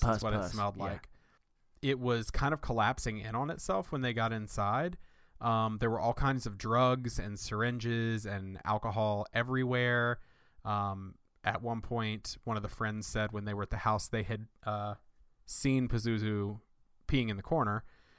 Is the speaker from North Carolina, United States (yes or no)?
yes; Winston-Salem, North Carolina, United States; a murder that took place in my hometown where I grew up in right outside Winston-Salem, North Carolina.